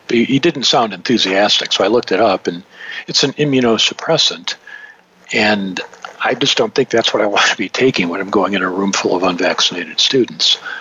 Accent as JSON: {"language": "English", "town": "Detroit", "region": "Michigan", "country": "United States", "tie": "born or raised there", "said": "I was born and raised in the Detroit area"}